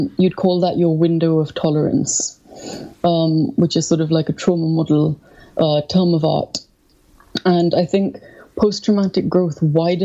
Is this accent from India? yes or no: yes; India; moved away as an adult; now in London, United Kingdom; I felt I was being suffocated in India